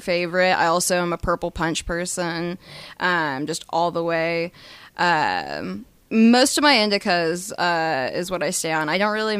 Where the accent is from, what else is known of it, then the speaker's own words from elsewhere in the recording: Tulsa, Oklahoma, United States; born and raised in Tulsa. I graduated from Sand Springs